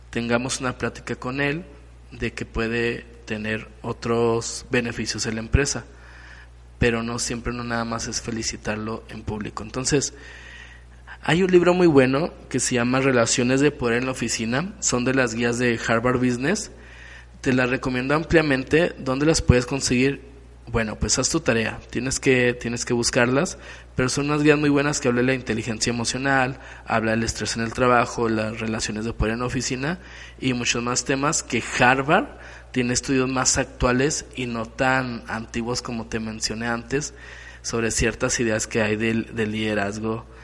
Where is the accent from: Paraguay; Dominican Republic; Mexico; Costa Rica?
Mexico; Aparte esto como mexicanos nos pone en un mal en un mal lugar.